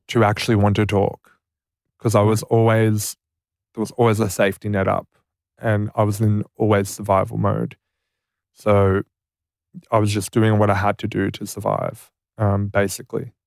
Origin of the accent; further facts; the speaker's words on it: Deniliquin, New South Wales, Australia; I grew up in Deniliquin, very rural.